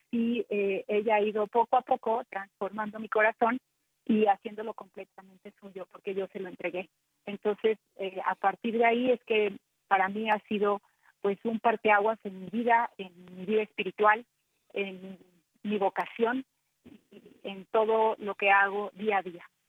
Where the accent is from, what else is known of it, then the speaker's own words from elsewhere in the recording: Ciudad Victoria, Tamaulipas, Mexico; soy eh, tamaulipeca, nací en Ciudad Victoria, Tamaulipas